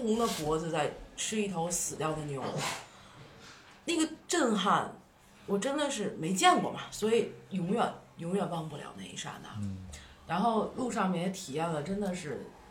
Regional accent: Beijing, China; moved away as an adult; now in Lhasa, China; 就你在北京 从小在温室里长大，虽然家庭不是很优，优秀，就是很优质的那种富二代家庭，是很普通的工人家庭，但是父母爱你啊

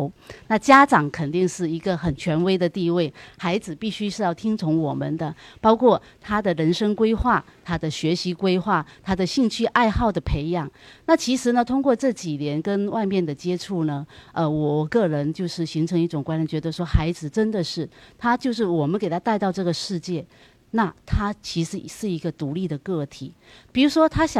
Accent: Fujian, China; moved away as an adult; now in Los Angeles, United States; 我是来自福建，

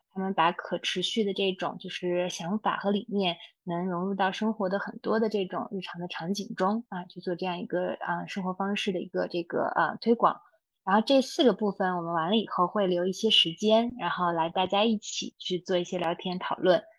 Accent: Xinjiang, China; 我从小在新疆出生，然后所以我的童年生活是比较放羊式的，在户外，呃，玩耍的时间特别多

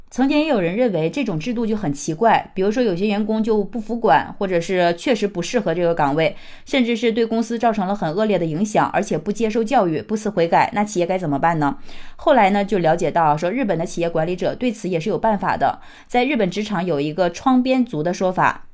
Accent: China; 我们中国人

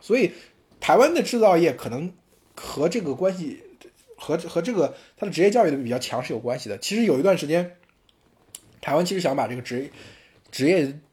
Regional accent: Henan, China; accent: Henan dialect; 我们河南话

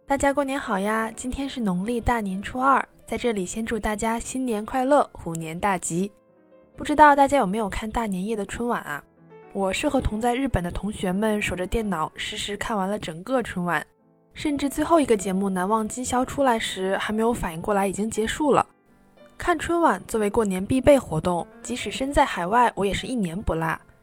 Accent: China; now in Tokyo, Japan; 作为中国人

